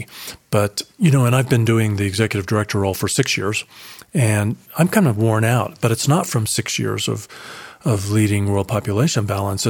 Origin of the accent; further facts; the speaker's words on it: Colorado Springs, Colorado, United States; also born or lived in Dallas, Texas; moved back to my hometown of Colorado Springs, Colorado